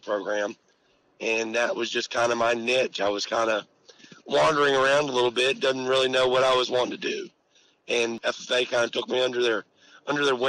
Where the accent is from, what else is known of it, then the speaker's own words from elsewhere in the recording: West Virginia, United States; also born or lived in Adak, Alaska / Reykjavik, Iceland / Hampshire County, West Virginia; I was raised in West Virginia. I was actually born a Navy brat. I was born in Adak, Alaska. And then I grew up a little while in Reykjavik, Iceland.